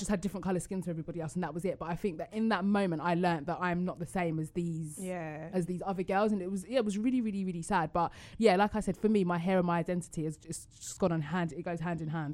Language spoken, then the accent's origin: English; Essex, East of England, United Kingdom; I grew up in Essex